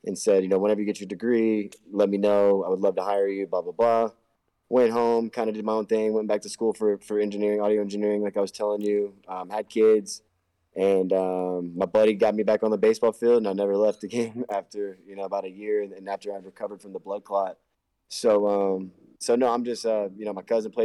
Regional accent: Houston, Texas, United States; moved away as an adult; now in Denver, United States; So I'm from Houston, Texas, and I just moved up here to Denver, Colorado, 2 months ago

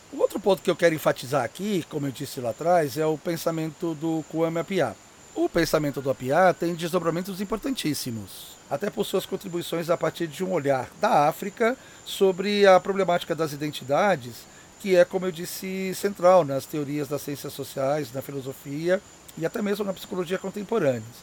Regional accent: São Paulo, Brazil; born there; Por isso, mesmo tendo nascido aqui em São Paulo, eu sempre me senti e me vi como chinês.

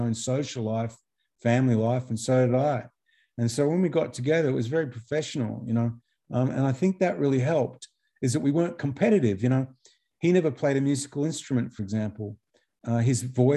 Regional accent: Australia; as an Australian

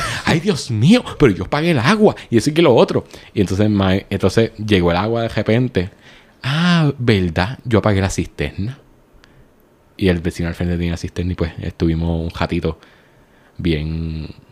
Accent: Puerto Rico; como buenos puertorriqueños

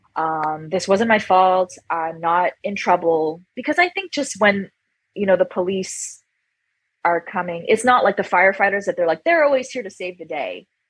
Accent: Toronto, Ontario, Canada; moved away as an adult; now in Hawaii, United States; I was born in Toronto, Canada

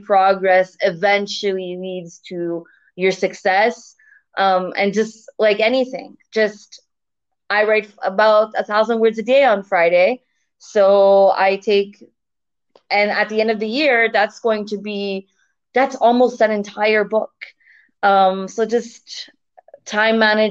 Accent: Canada; moved away as an adult; now in Turkey; So originally I'm from Canada, and right now I'm living abroad in Turkey.

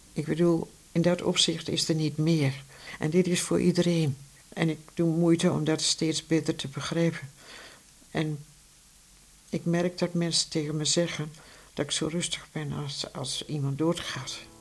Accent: Vierakker, Gelderland, Netherlands; also born or lived in Amsterdam; now in Heino, Netherlands; ik ben in Vierakker geboren bij Zutphen.

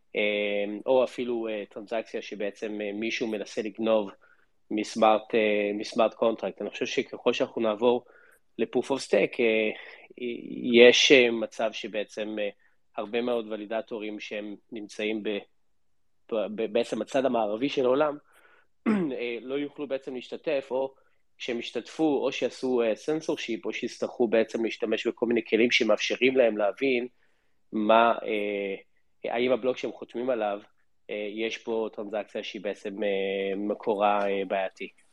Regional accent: Israel; וגם אנחנו כישראלים

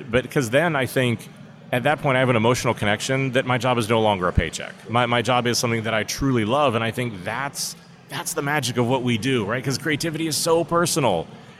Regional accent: Pittsburgh, Pennsylvania, United States; I grew up in Pittsburgh, Pennsylvania, really during the collapse of the steel mills

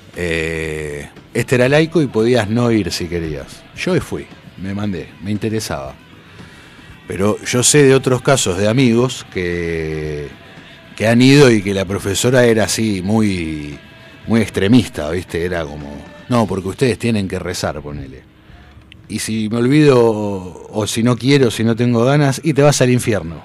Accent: Buenos Aires, Argentina; me llevaban a jugar al, club de ahí del barrio, de chico, al Félix Marino, en Devoto

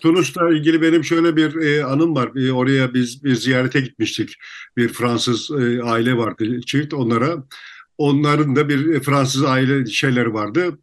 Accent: Turkey; Türküz İstanbul

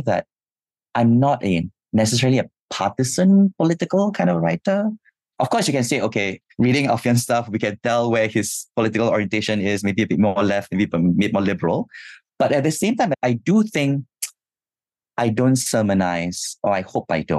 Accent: Singapore; growing up in Singapore

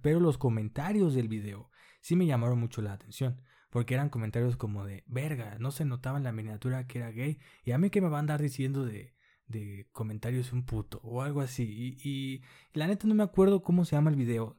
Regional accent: Culiacán, Sinaloa, Mexico; en Culiacán, que yo soy de Culiacán

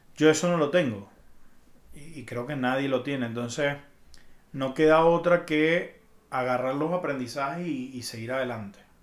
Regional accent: Venezuela; moved away as an adult; now in Mexico City, Mexico; me fui de Venezuela

